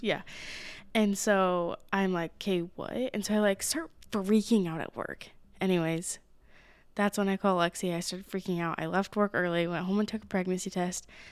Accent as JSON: {"language": "English", "region": "Utah", "country": "United States", "tie": "born or raised there", "said": "I grew up in Utah."}